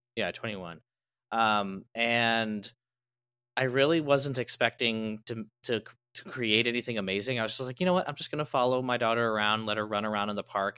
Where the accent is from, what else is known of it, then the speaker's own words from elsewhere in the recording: Midwest, United States; moved away as an adult; now in California, United States; I grew up in the Midwest